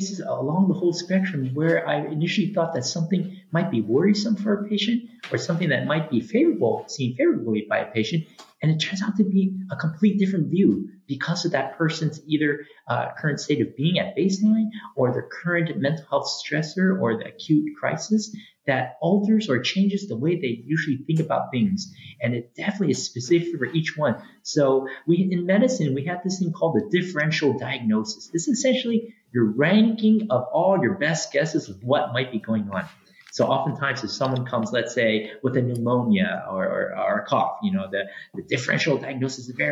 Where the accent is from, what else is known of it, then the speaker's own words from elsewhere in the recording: San Francisco, California, United States; also born or lived in Hawaii; now in Olympia, United States; I'm originally from San Francisco. I grew up there. I went to local schools right there in the city